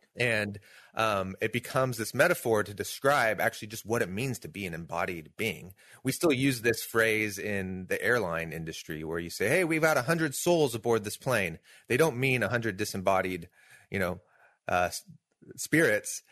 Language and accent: English; Pacific Northwest, United States; I grew up here in the Pacific Northwest.